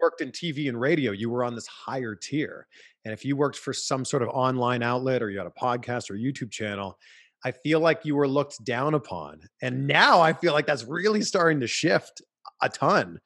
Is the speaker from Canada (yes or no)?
yes; Pickering, Ontario, Canada; I was four years old growing up in Pickering, Ontario, Canada